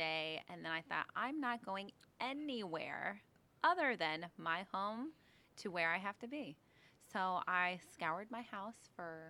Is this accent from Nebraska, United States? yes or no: yes; Omaha, Nebraska, United States; we're from Omaha, Nebraska, here, living here still today